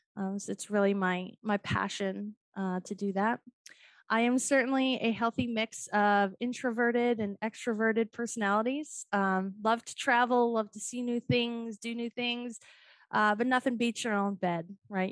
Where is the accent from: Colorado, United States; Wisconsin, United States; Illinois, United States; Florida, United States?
Colorado, United States; Boulder; now in Atlanta, United States; I'm originally from Boulder, Colorado